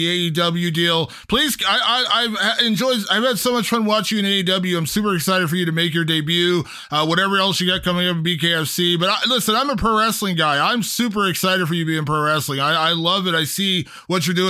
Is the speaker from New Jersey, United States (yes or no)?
no; Columbus, Ohio, United States; here in my hometown of Columbus, Ohio